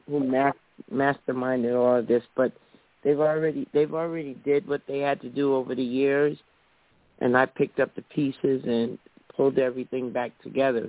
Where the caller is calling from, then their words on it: New Jersey, United States; I'm calling from New Jersey